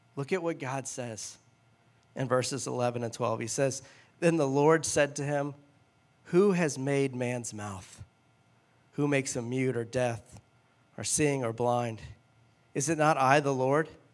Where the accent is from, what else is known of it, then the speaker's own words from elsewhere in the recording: Louisiana, United States; now in Cincinnati, United States; I'm from Louisiana